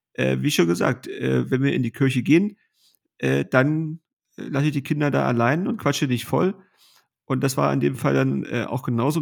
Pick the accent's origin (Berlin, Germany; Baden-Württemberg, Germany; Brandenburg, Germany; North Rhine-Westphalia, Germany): Brandenburg, Germany; Kroppen; getauft worden in unserer Familienkirche